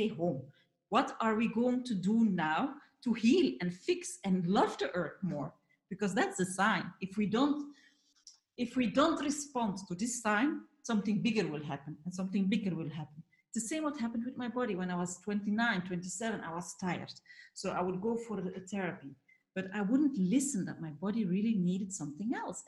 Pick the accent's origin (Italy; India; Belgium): Belgium; moved away; I'm from Belgium originally